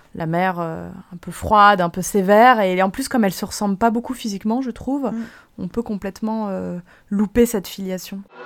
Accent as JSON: {"language": "French", "country": "France", "said": "en tant que Français"}